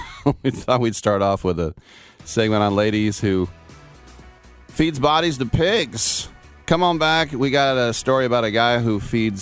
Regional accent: East Bay, Northern California, United States; also born or lived in Oakland / Berkeley; I'm a NorCal native.

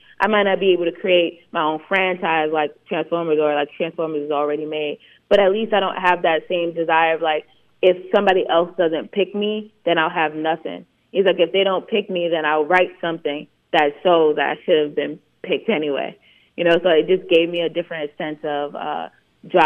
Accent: New York City, New York, United States; I'm from East New York

